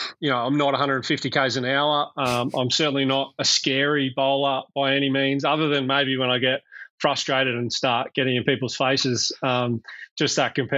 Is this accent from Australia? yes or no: yes; Bathurst, New South Wales, Australia; I grew up in Bathurst, out in the country, about 3 hours west of Sydney.